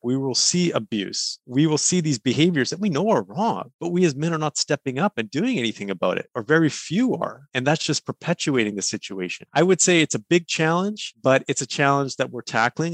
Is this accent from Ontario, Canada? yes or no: no; Kelowna, British Columbia, Canada; where i grew up in Kelowna, british columbia but i grew up on an orchard